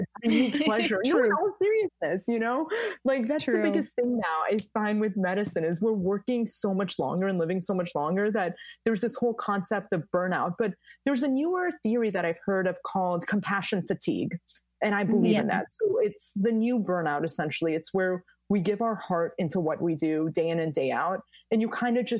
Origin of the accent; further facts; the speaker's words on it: United States; I'm originally Persian, born and raised in the States